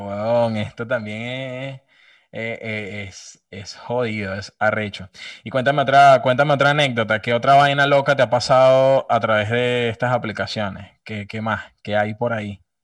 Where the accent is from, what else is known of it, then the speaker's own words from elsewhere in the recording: Venezuela; soy de Venezuela